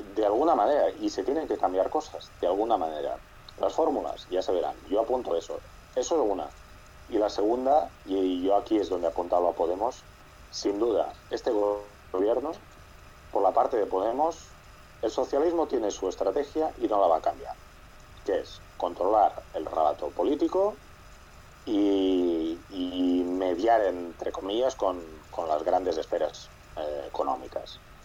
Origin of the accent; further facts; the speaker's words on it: Catalonia, Spain; yo soy catalán